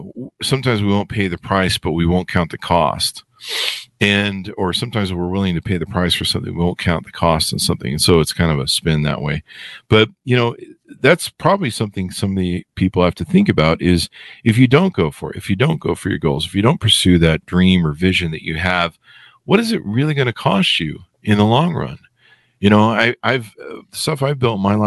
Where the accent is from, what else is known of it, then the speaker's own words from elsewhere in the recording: Los Angeles, California, United States; growing up in Hollywood